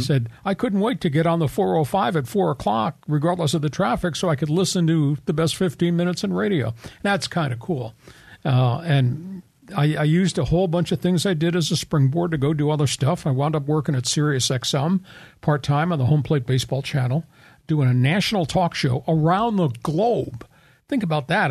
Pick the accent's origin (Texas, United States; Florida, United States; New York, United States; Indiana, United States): New York, United States; Long Island; moved away as an adult; also born or lived in Ohio / Phoenix; now in San Diego, United States; I grew up on Long Island